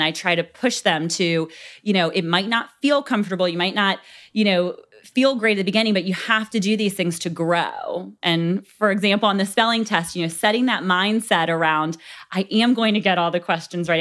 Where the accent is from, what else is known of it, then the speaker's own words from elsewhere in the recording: Gloucester, Virginia, United States; I grew up here in Gloucester